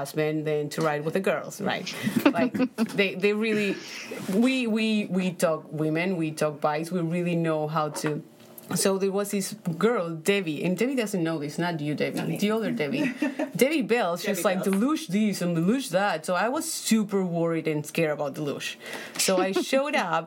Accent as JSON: {"language": "English", "country": "Paraguay", "tie": "born or raised there", "second_language": "English", "moved": "as an adult", "lives_now": "United States", "said": "So I come from Paraguay. I was born in Paraguay. I moved here 8 years ago"}